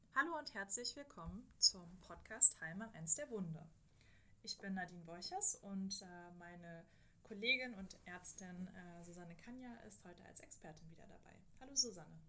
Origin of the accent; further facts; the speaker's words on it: Germany; bei uns in Deutschland